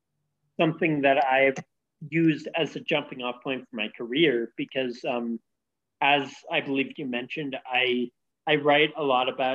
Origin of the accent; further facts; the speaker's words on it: San Francisco Bay Area, California, United States; moved away as an adult; also born or lived in Ohio; now in Vietnam; So I'm from California, the San Francisco Bay Area, to be exact.